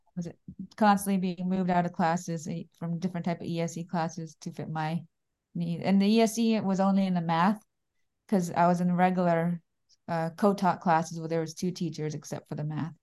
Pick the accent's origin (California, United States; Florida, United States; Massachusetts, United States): Florida, United States; Daytona Beach; I'm from Daytona Beach, Florida.